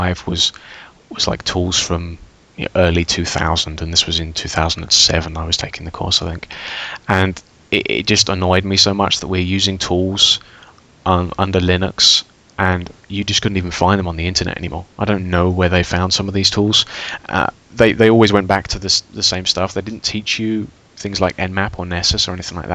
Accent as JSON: {"language": "English", "region": "England", "country": "United Kingdom", "moved": "yes", "lives_now": "Austria", "said": "I work for a large European bank in Austria, but I come from England"}